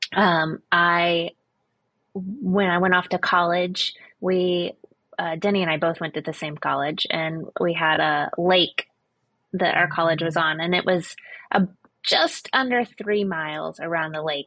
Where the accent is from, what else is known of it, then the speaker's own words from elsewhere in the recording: Florida, United States; I grew up in Florida